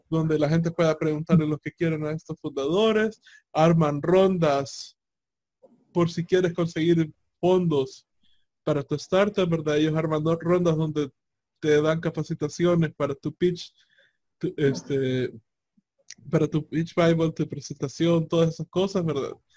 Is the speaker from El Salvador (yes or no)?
yes; El Salvador